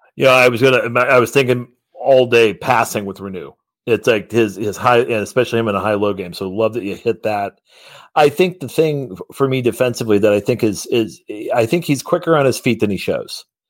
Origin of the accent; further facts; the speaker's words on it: Columbus, Indiana, United States; I come from Columbus, Indiana